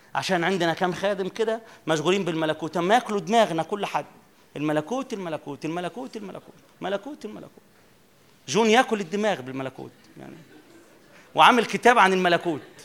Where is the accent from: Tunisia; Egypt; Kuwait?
Egypt; Minya, Minya Governorate; عندنا كده في المنيا